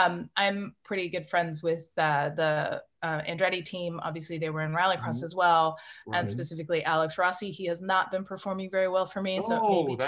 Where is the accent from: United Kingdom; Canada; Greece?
Canada; accent: Canadian; But my Canadian accent is, it comes back if I've had a couple drinks, if I'm with Canadians